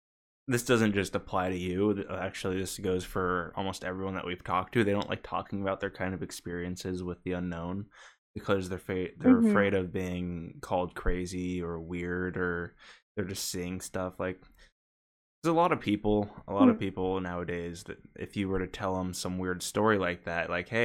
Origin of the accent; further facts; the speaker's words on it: Oregon, United States; now in Bay Area, United States; Because I'm from Oregon, for people that don't know. In Eugene, there's a few of them. I've lived in the Bay Area most of my life